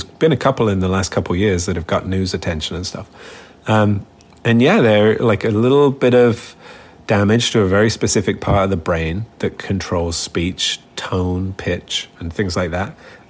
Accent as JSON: {"language": "English", "region": "England", "country": "United Kingdom", "accent": "English", "lives_now": "Canada", "said": "I noticed when I had kids, my English accent started to soften even more into a Canadian-ish accent."}